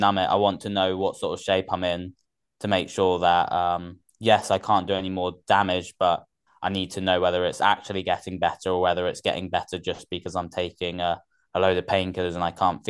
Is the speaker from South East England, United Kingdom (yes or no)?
no; Gloucester, South West England, United Kingdom; also born or lived in Oxford / Surrey; I was born in Oxford before, and then we moved around quite a bit for his work. So most of my growing up was in Gloucester, and then Surrey.